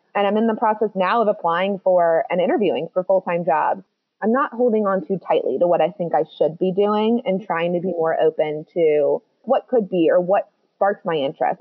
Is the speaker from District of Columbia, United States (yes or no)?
yes; Washington, District of Columbia, United States; moved away as an adult; now in Edinburgh, United Kingdom; I'm from the United States, DC